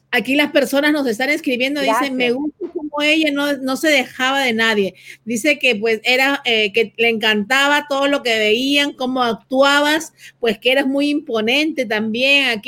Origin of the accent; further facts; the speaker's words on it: Venezuela; soy de Venezuela